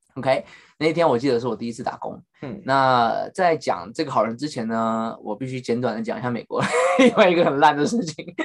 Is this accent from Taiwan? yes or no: yes; Taiwan; now in United States; 我先讲我身为台湾人当时的心态